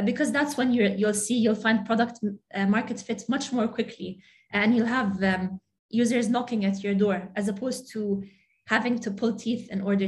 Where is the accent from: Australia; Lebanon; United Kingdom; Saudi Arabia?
Saudi Arabia; also born or lived in Jordan; So I grew up in Saudi Arabia and Jordan. I'm really attached to the region, really attached to my family here, everything that the culture has to offer, the food, the history, the arts, very attached to the region.